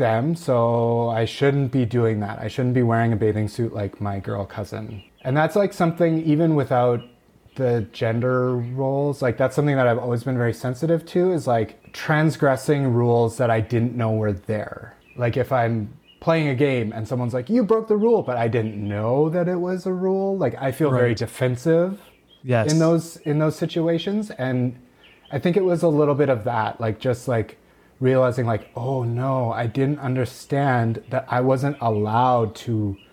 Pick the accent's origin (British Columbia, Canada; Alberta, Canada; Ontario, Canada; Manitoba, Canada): Manitoba, Canada; Steinbach; moved away as an adult; also born or lived in Winnipeg; now in Saskatchewan, Canada; I grew up in a small town just south of Winnipeg called Steinbach, Manitoba.